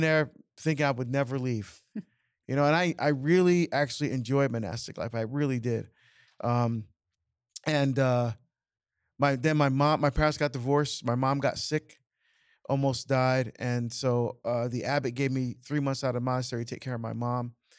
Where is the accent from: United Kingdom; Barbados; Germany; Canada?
Barbados; now in United States; I was born in Barbados, immigrant to the United States